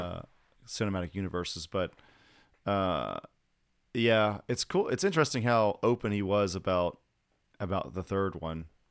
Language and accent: English; United States; moved away; also born or lived in Alabama / Georgia; I'm from Alabama and Georgia, and I hadn't moved to a big city yet